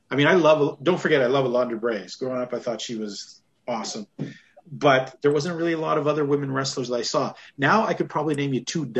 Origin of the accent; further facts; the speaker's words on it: Western Canada, Canada; I grew up in Western Canada